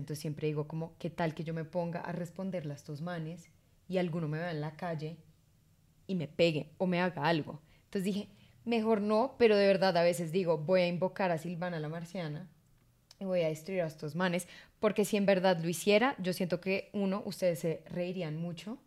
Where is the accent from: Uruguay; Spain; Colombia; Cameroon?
Colombia; somos dos colombianos